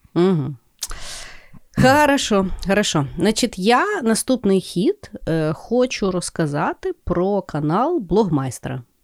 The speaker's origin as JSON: {"language": "Ukrainian", "town": "Lviv", "region": "Lviv Oblast", "country": "Ukraine", "said": "я зі Львова"}